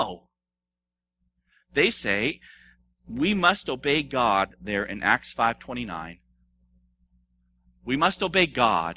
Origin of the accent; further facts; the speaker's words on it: United States; I am an American